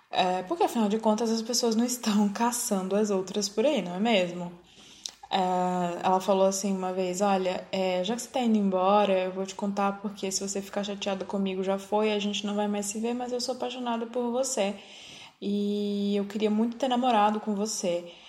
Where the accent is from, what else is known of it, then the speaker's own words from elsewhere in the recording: Northeast Region, Brazil; Como negro no Brasil, como homossexual, como nordestino.